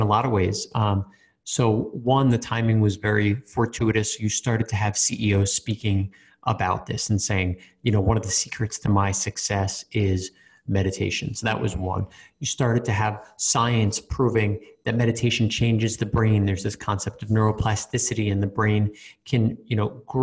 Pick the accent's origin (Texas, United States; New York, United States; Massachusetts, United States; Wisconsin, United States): New York, United States; born or raised there; moved away as an adult; also born or lived in Australia